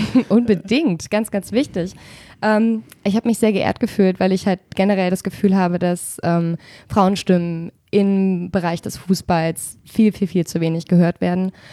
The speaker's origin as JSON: {"language": "German", "region": "Berlin", "country": "Germany", "also_born_or_lived": "Falkensee, Brandenburg", "moved": "yes", "lives_now": "Hesse, Germany", "said": "ich komme aus Spandau"}